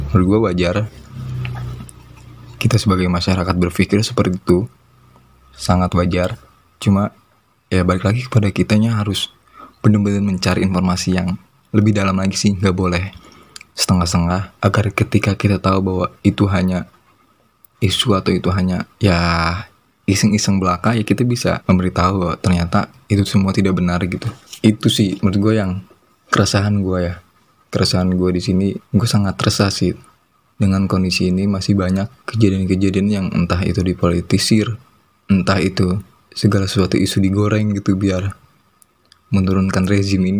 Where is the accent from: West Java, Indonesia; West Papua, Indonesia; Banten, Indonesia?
Banten, Indonesia; Pandeglang; bukan Banten Pandeglang ya khususnya Pandeglang kota gua yang ODP itu udah 700 loh